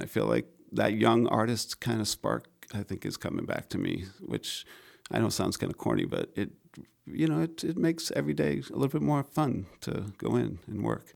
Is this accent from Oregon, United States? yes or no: no; Maine, United States; I grew up in Maine